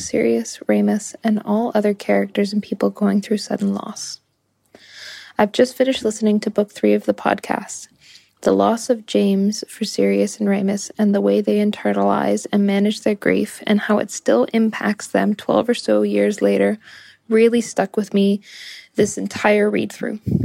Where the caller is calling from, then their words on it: Ho Chi Minh City, Vietnam; I'm calling in from Ho Chi Minh City, Vietnam